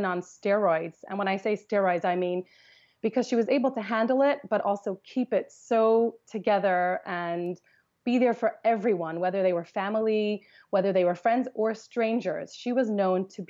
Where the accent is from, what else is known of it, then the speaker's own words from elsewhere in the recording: Los Angeles, California, United States; I grew up in Los Angeles